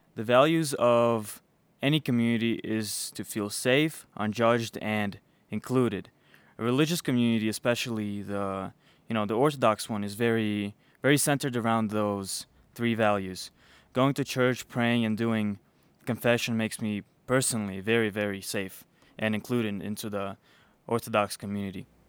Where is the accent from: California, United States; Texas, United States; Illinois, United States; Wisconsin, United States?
Illinois, United States; Chicago; also born or lived in Belarus; I was born in Belarus. Um, I came here. I grew up here though in in Chicago